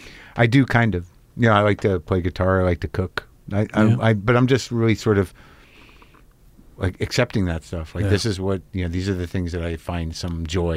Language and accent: English; Albuquerque, New Mexico, United States; moved away as an adult; I grew up in Albuquerque.